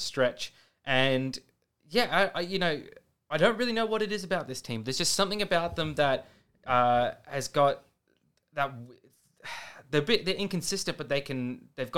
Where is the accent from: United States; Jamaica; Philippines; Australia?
Australia; also born or lived in England; being Australian